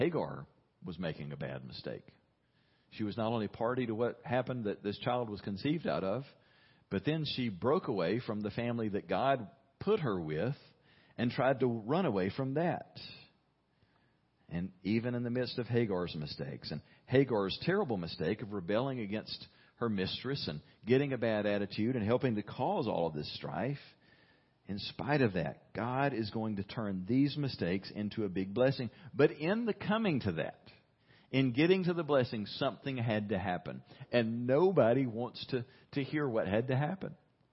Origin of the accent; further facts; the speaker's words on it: United States